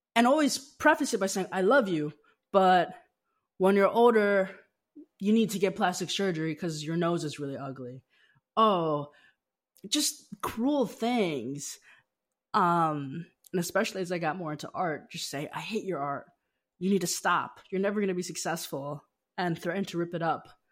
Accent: Las Vegas, Nevada, United States; moved away; also born or lived in Seattle; I grew up in Las Vegas, Nevada

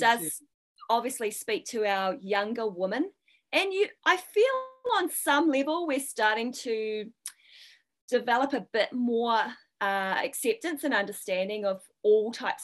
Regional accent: New Zealand; when I was growing up in New Zealand

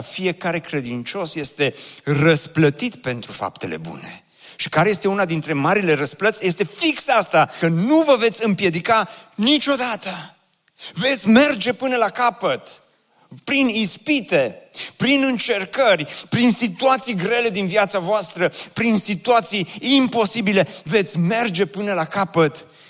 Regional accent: Oradea, Bihor County, Romania; m-am născut în Oradea și am copilărit în cartierul Ioșia pe strada Belșugului

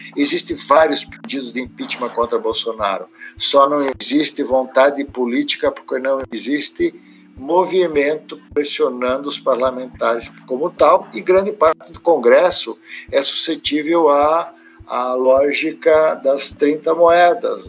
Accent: Brazil; estou falando como brasileiro

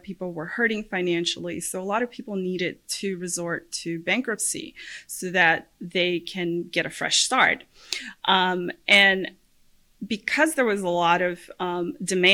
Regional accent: Puerto Rico; moved away as an adult; now in Central Florida, United States; I am originally from Puerto Rico. I was born and raised there. I went to law school there.

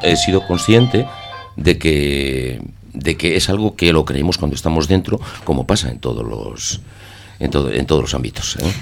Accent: Basque Country, Spain; somos poetas de Vizcaya, poetas de Guipúzcoa y poetas de, de Álava.

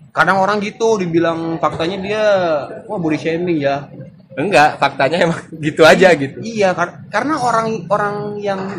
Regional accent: Padang, West Sumatra, Indonesia; moved away as an adult; now in Jakarta, Indonesia; Gua dari kecil sampai sampai selesai kuliah sampai baru kali ini gue bertahan hidup di Jakarta

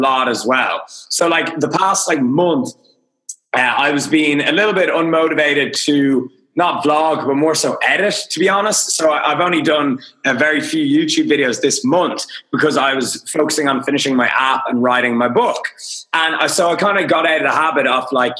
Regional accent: Dublin, Leinster, Ireland; I'm Irish. I'm from Dublin. I live in Dublin.

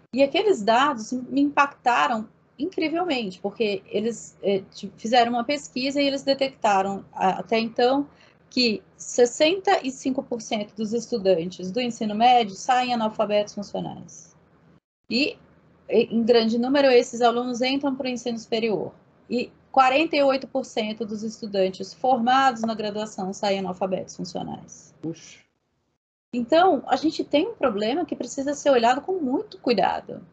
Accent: Brazil

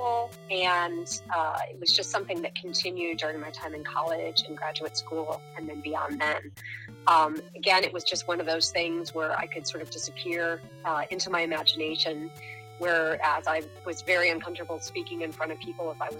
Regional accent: South Texas, United States; moved away as an adult; now in Pennsylvania, United States; I grew up in South Texas

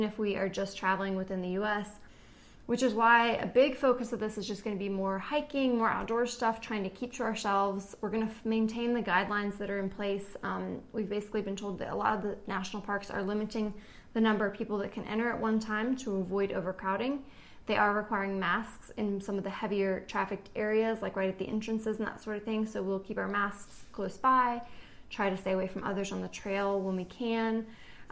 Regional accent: East Coast, United States; we're from the East Coast

